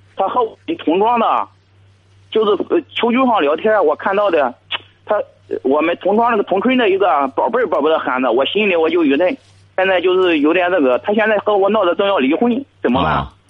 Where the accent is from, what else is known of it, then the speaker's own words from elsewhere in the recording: Jiangsu, China; now in Zhangqiu, China; 我老家是江苏的，我现在在你们这荡秋打工